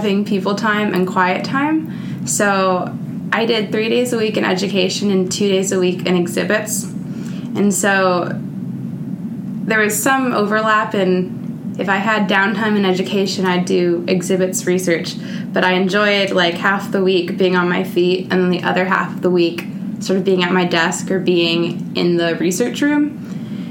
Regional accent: Raleigh, North Carolina, United States; I'm from Raleigh, North Carolina.

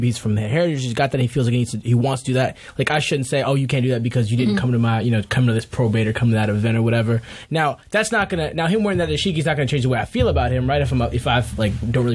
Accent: the South, United States; I grew up in the South surrounded by African Americans.

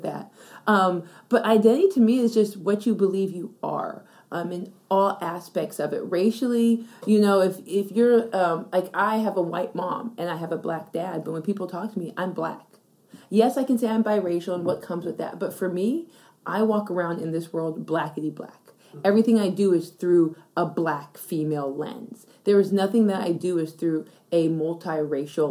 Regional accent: Yuma, Arizona, United States; moved away; also born or lived in Canada; I was born in Canada. I was actually undocumented. My mom took me across the border and raised me in Arizona for 12 years

